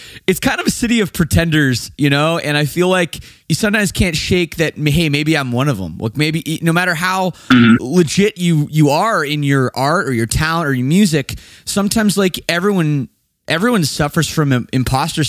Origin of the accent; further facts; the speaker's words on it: Canada; I'm from Canada, just across the border.